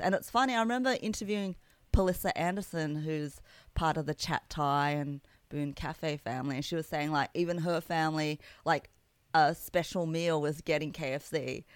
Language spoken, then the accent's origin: English; Sydney, New South Wales, Australia; I grew up in Kabramatta, which is in western Sydney